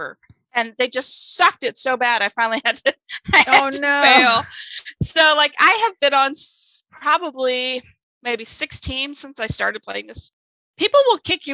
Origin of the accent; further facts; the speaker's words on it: Germany; first language German; English is a second language; moved away; English is my second language. I tell people this all the time. German's my first language